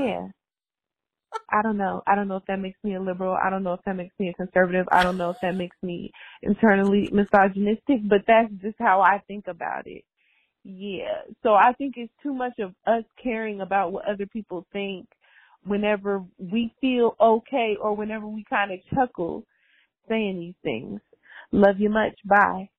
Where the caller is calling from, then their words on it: Japan; I'm calling from Japan